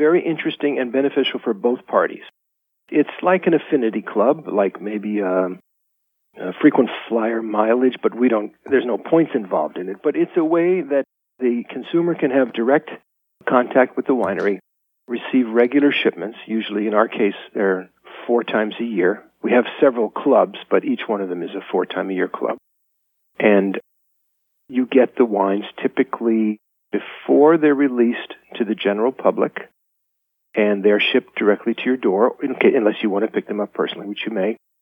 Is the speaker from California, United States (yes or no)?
yes; Los Angeles, California, United States; moved away as an adult; now in Napa, United States; I was an urbanite from Los Angeles